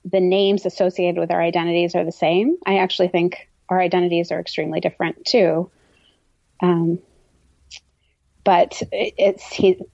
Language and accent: English; Pittsburgh, Pennsylvania, United States; also born or lived in Madurai, India; My first memories are all of my first winter in Pittsburgh, Pennsylvania